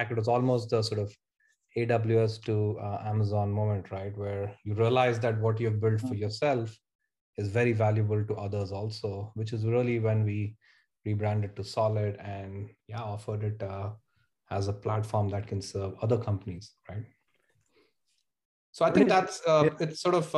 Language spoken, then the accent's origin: English; India; moved away as an adult; now in Bay Area, United States; I grew up in India, spent half my life there, and moved to the US in early 2006 as a student